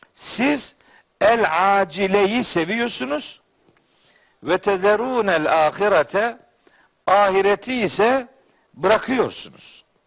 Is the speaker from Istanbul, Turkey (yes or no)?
no; Trabzon, Turkey; bir Trabzonlu olarak